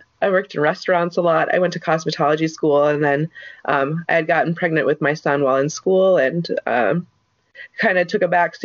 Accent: Sioux Falls, South Dakota, United States; I was born and raised here in Sioux Falls.

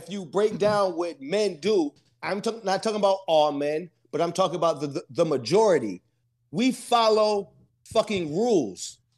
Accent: East Coast, United States; now in Costa Mesa, United States; I'm, yeah, I'm in Costa Mesa. I don't play domino. I'm from the East Coast. We play uh bid, whist, and spades.

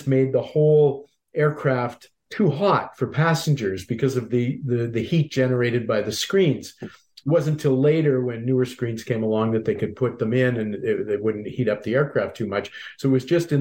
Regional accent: Halifax, Nova Scotia, Canada; moved away; I was born and raised in Halifax

